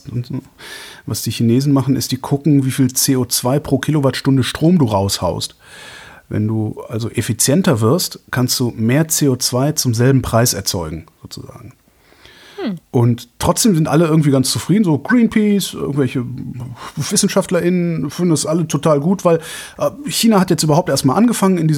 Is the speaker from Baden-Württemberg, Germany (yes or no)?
no; North Rhine-Westphalia, Germany; Ich bin halt in Westdeutschland groß geworden, in, also zwischen Köln und Aachen sozusagen.